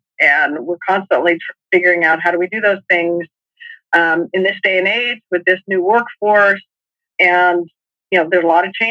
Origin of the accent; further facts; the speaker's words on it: New Mexico, United States; moved away as an adult; also born or lived in Massachusetts; I grew up in New Mexico, and came east.